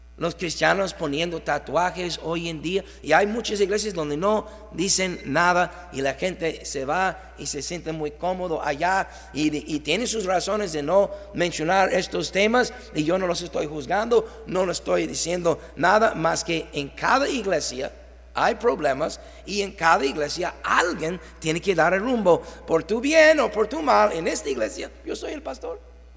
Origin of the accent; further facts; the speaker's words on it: Mexico; Nosotros decimos como mexicanos